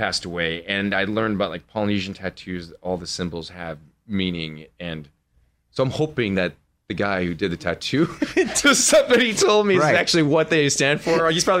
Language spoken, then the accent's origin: English; Minnesota, United States